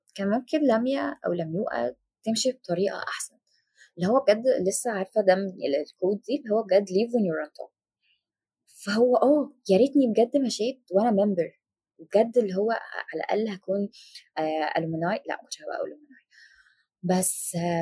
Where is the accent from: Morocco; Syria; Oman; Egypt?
Egypt; Damanhur, Beheira; انا من دمنهور